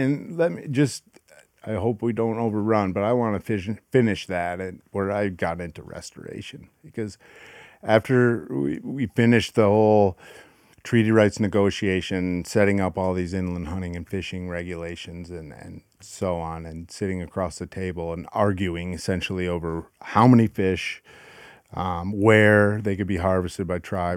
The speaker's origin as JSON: {"language": "English", "town": "Grand Rapids", "region": "Michigan", "country": "United States", "tie": "born or raised there", "said": "I grew up in Grand Rapids, Michigan."}